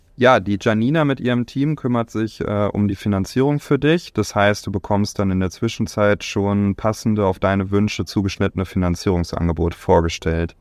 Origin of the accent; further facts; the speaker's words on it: Bielefeld, North Rhine-Westphalia, Germany; in meiner Heimat in Bielefeld